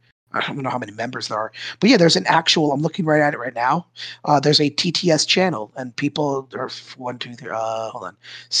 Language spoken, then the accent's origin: English; New Jersey, United States; I know we're from New Jersey